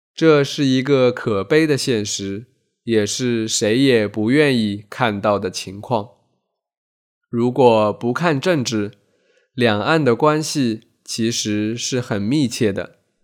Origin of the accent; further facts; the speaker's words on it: Taizhou, Zhejiang, China; 我家乡台州的大陈岛岛上的居民几乎全部跟随国民党去了台湾